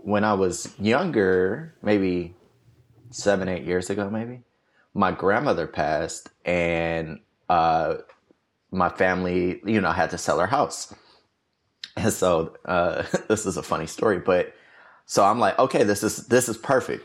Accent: Detroit, Michigan, United States; moved away as an adult; also born or lived in New York / Atlanta; I grew up in Detroit, uh, my whole life, basically.

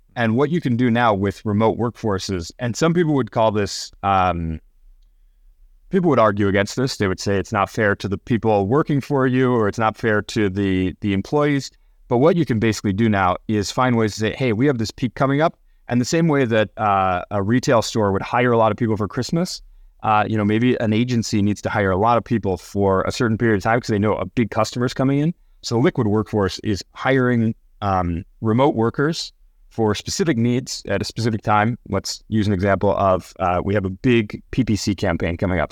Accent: Minnesota, United States; moved away as an adult; also born or lived in Chicago / San Francisco; I, I grew up in Minnesota

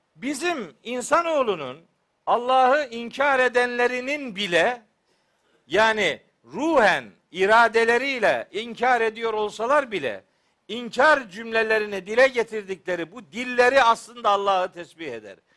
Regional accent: Trabzon, Turkey; ben Trabzonluyum

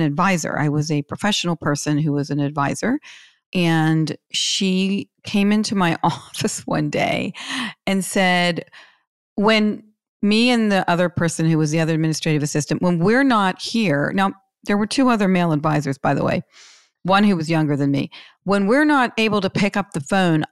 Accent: Pittsburgh, Pennsylvania, United States; I'm from Pittsburgh

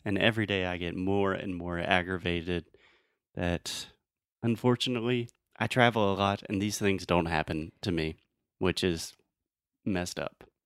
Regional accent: Spartanburg, South Carolina, United States; Spartanburg, which is my hometown

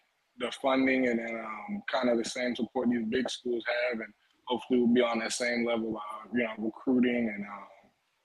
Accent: Fayetteville, North Carolina, United States; it's my hometown.

